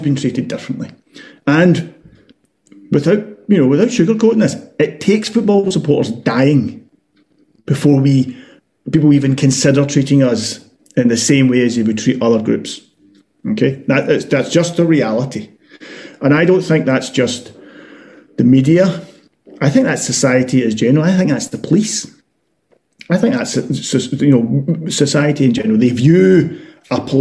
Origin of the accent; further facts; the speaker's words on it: Glasgow, Scotland, United Kingdom; as a Glaswegian, as someone living in Glasgow